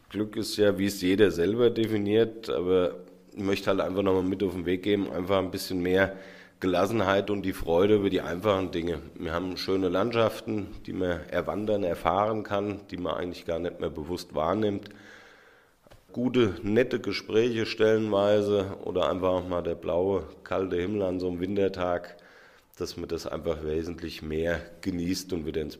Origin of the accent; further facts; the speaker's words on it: Hüttenberg, Hesse, Germany; Ja, Handkäse, ich komme doch aus Hüttenberg.